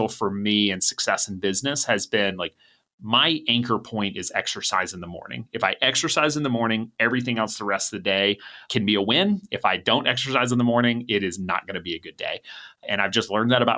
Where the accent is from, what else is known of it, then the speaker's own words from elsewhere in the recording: Atlanta, Georgia, United States; I grew up in Atlanta